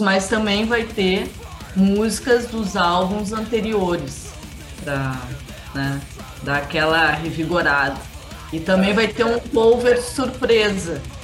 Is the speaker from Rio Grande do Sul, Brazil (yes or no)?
yes; Porto Alegre, Rio Grande do Sul, Brazil; E nós somos de Porto Alegre